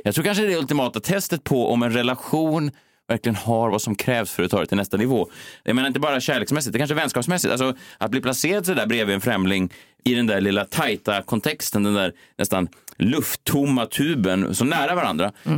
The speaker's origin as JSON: {"language": "Swedish", "country": "Sweden", "said": "det som vi svenskar saknar"}